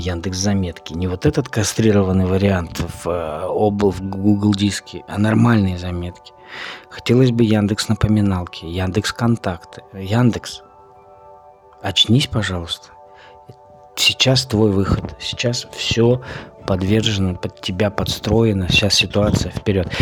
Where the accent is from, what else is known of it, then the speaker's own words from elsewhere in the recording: Russia; Мы живем в России, и у нас преобладающее население белое